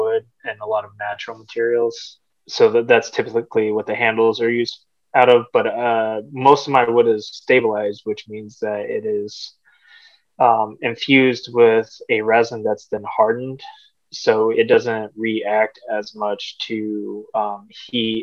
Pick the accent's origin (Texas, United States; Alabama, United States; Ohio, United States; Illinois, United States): Texas, United States; North; moved away as an adult; now in Dubuque, United States; I'm actually from North Texas. I've been living in Dubuque for about almost 4 years now